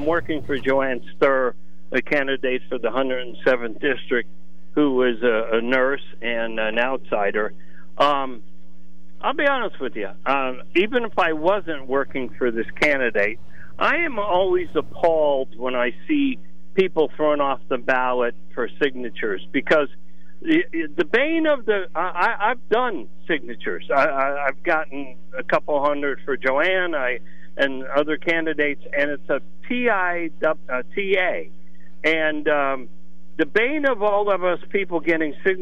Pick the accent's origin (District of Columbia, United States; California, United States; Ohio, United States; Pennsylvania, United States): Pennsylvania, United States; Schuylkill County; I'm from Schuylkill County.